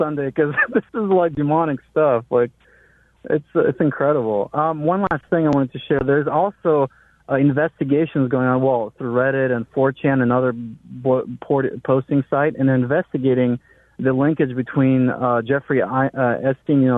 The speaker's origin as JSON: {"language": "English", "country": "Ukraine", "moved": "yes", "lives_now": "Missouri, United States", "said": "I was a guy from Ukraine"}